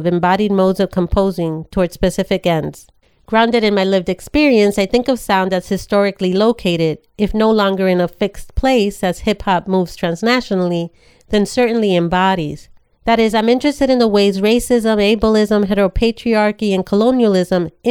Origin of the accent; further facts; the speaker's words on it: New York City, New York, United States; a Latinx woman born and raised in the Bronx in the 70s and 80s